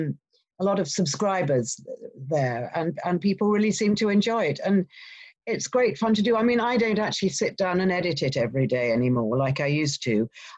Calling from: Henley-on-Thames, South East England, United Kingdom; I'm calling you from near Henley-on-Thames, which is quite near Windsor Castle, and it's in the middle of the countryside. It's really beautiful.

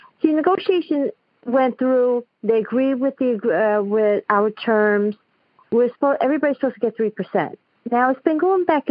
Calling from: New York City, New York, United States; I'm calling from Queens, New York.

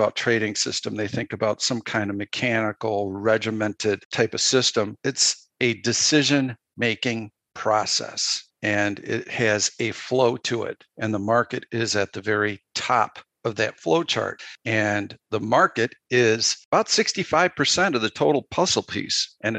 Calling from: Illinois, United States; I'm just north of Chicago.

